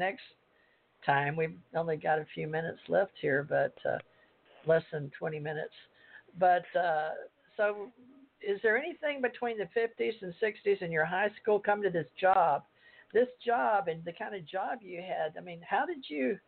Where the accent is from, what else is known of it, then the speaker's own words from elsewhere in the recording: Houston, Texas, United States; also born or lived in Louisiana; when I moved from Louisiana, my parents divorced and moved to Houston